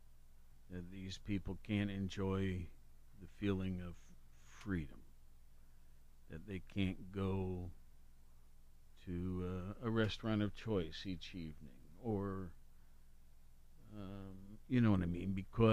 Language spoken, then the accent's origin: English; Worthington, Ohio, United States; Worthington's my hometown